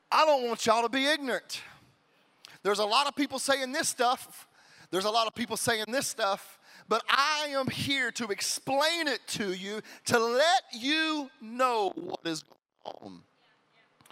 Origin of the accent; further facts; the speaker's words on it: Pascagoula, Mississippi, United States; moved away; I'm originally from the Alabama Gulf Coast, Mississippi, in Pascagoula, Mississippi